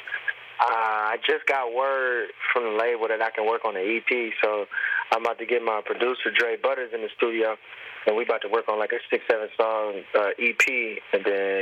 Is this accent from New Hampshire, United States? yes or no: no; Detroit, Michigan, United States; I'm from Detroit